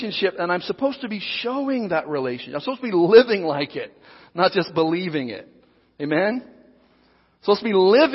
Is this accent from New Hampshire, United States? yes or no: no; Southern Oregon, United States; moved away; also born or lived in Seattle, Washington; I was born and raised in Southern Oregon